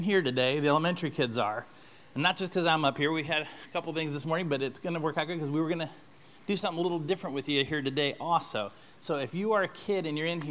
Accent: St. Louis, Missouri, United States; moved away; we're from St. Louis originally

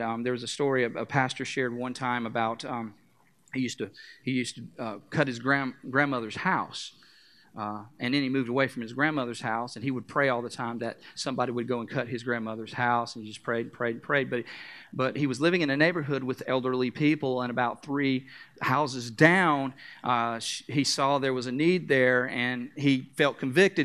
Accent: North Carolina, United States; I am from North Carolina

